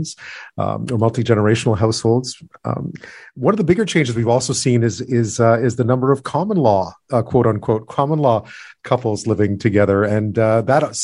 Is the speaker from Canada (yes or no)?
yes; Quebec, Canada; I grew up in Quebec